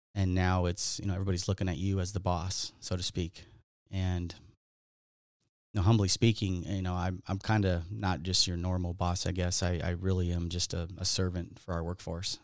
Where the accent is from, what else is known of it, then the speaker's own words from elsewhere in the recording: Southern California, United States; I grew up in Southern California here